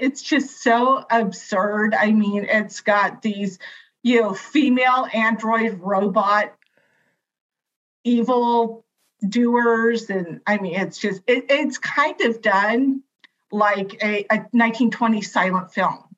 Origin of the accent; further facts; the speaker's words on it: California, United States; I I'm from California. I bleed Dodger blue.